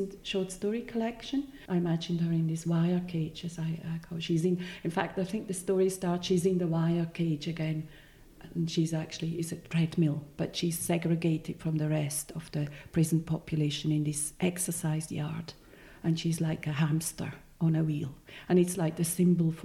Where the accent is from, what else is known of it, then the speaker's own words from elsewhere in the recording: Switzerland; first language Swiss German; English is a second language; moved away; also born or lived in Edinburgh; I have an accent and English is not my native tongue. Swiss German, I speak Swiss German.